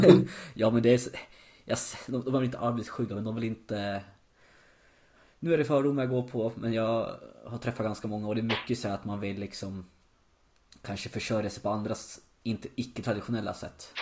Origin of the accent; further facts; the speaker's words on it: Gävle, Gävleborg County, Sweden; moved away as an adult; now in Berlin, Germany; bott kvar hemma i Gävle